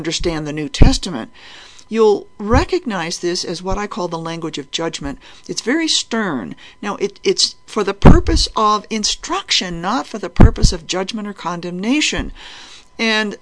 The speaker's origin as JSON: {"language": "English", "region": "New England", "country": "United States", "tie": "born or raised there", "said": "I was brought up as a Unitarian in New Mexico, not in New Mexico, in New England. I came from New England"}